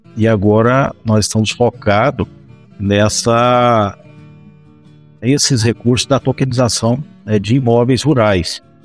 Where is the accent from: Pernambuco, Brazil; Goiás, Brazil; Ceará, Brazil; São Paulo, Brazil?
Goiás, Brazil; eu sou goiano original, goianão mesmo e com a goianidade no sangue também